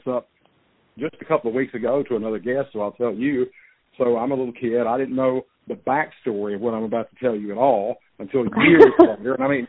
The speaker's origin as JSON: {"language": "English", "town": "Baton Rouge", "region": "Louisiana", "country": "United States", "tie": "born or raised there", "said": "out east of where I grew up in Baton Rouge, out in Livingston Parish."}